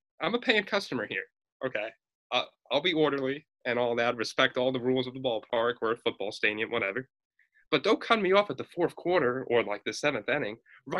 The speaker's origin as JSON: {"language": "English", "town": "Reading", "region": "Pennsylvania", "country": "United States", "tie": "born or raised there", "said": "growing up in Philly, not in Philly, Reading, obviously right outside of Philly"}